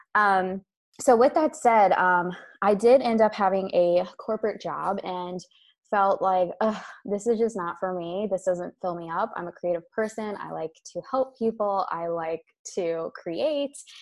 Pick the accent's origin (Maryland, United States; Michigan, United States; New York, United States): Maryland, United States; moved away as an adult; also born or lived in Europe; I am originally from Maryland in the United States, and I moved abroad to Europe with my husband about six and a half years ago